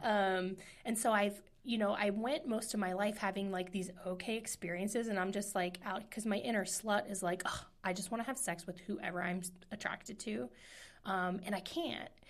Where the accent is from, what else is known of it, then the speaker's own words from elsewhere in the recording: Midwest, United States; moved away; I'm from the Midwest.